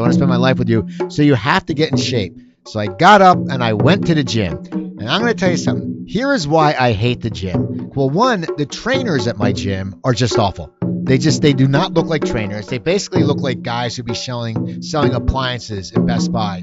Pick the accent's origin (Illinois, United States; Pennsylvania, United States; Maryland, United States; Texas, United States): Pennsylvania, United States; near Philadelphia; I grew up, I grew up near Philadelphia